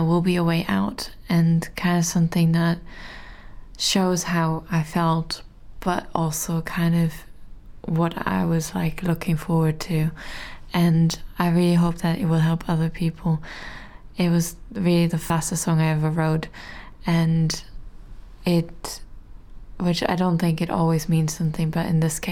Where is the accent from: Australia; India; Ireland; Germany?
Germany; now in London, United Kingdom; I'm from Germany and live now in the UK in London